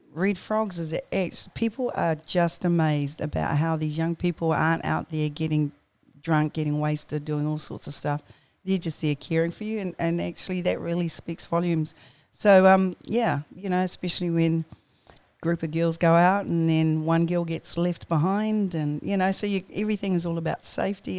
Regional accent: Auckland, New Zealand; born and bred in New Zealand and, um, good old Tamaki Makoto. Uh, I grew up out at Mangere

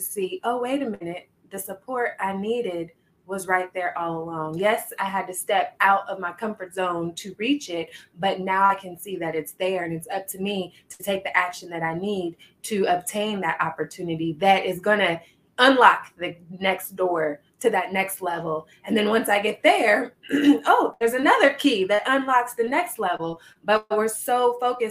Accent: Midwest, United States; Midwest born and raised

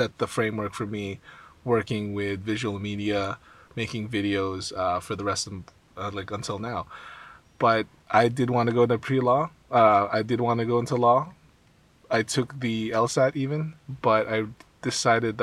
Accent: West Covina, California, United States; also born or lived in Philippines / Irvine, California / Walnut, California; I was born in the Philippines, and I came here when I was about like almost four. Mm-hmm. And then I grew up in West Covina

